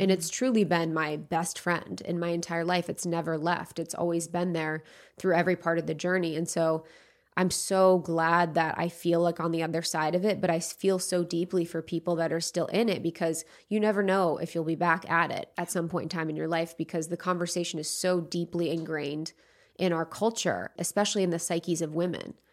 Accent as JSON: {"language": "English", "region": "Ohio", "country": "United States", "tie": "born or raised there", "moved": "as an adult", "lives_now": "Los Angeles, United States", "said": "I grew up in the Midwest in Ohio, in a place where not many people did what they loved."}